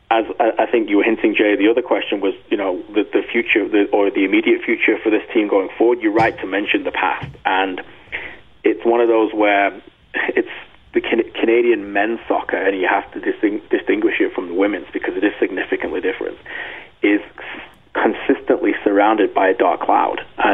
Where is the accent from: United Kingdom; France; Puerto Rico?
United Kingdom; England; the mentality that I grew up with in Northern England